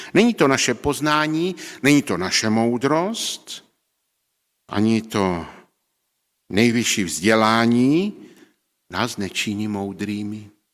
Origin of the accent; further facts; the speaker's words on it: Czechia; v té naší vesnici, kde jsem, o, odkud pocházím z Neuníka na baráčku